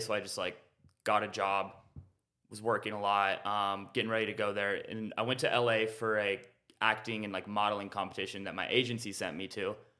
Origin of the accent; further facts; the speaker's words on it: Renton, Washington, United States; now in Austin, United States; I'm originally from Renton, Washington.